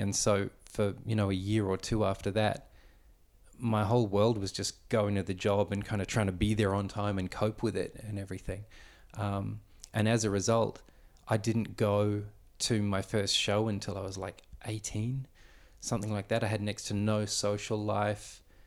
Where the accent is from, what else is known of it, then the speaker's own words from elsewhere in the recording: Victoria, Australia; I was born here in Australia, but born to a Dutch immigrant family